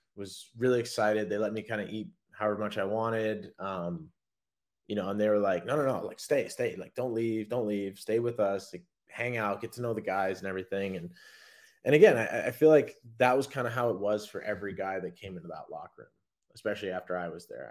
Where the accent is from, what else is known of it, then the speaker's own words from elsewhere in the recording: Anchorage, Alaska, United States; now in Savannah, United States; I was from Anchorage